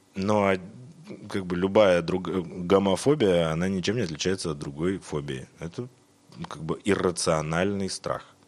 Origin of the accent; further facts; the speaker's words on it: Irkutsk, Irkutsk Oblast, Russia; moved away as an adult; also born or lived in Moscow; Я из Иркутска, я сибиряк